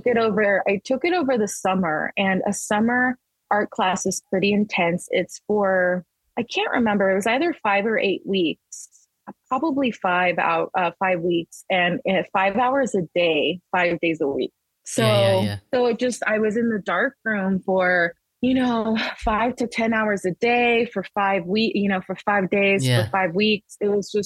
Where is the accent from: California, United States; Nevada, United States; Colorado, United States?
Nevada, United States; Las Vegas; also born or lived in El Paso, Texas; I was born in Texas. I was born in El Paso, Texas, but my family moved to Las Vegas when I was 5.